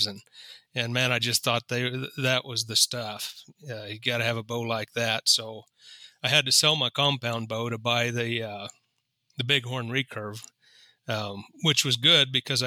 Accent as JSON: {"language": "English", "region": "Kansas", "country": "United States", "tie": "born or raised there", "moved": "yes", "said": "I grew up in Kansas. My dad was a farmer, a part-time farmer and a truck driver. And I grew up on a family farm."}